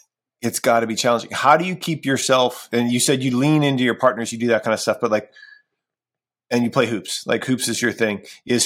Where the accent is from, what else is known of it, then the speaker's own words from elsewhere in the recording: Ohio, United States; And I mentioned, like, I'm from Ohio, right? I'm a Cleveland everything fan.